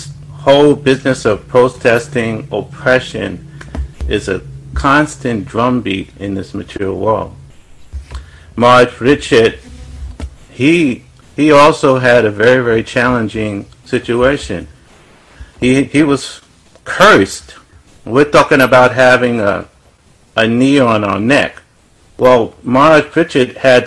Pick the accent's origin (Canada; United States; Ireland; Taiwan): United States; New York City, New York; when I was growing up in Brooklyn, New York, Bedford-Stuyvesant, what I would call the ghetto